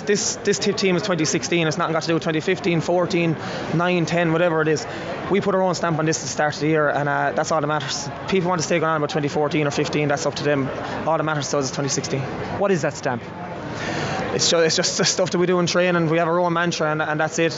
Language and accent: English; Tipperary, Ireland; as a young lad growing up in Tipperary